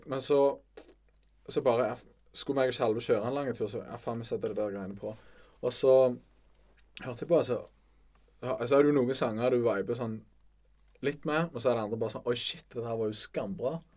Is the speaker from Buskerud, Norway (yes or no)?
no; Bryne, Rogaland, Norway; vi er begge fra Bryne